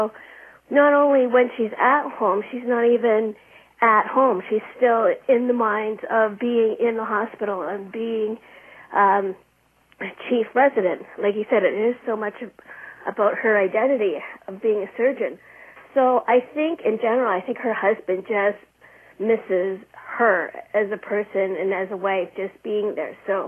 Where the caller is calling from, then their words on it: Edmonton, Alberta, Canada; I'm calling from Edmonton, Alberta, Canada.